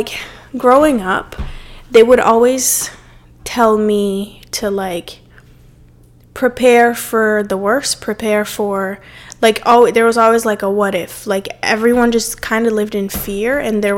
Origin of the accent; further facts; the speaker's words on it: Cape Verde; moved away; growing up in my specific culture, and growing up in Cape Verde too, my country where I'm from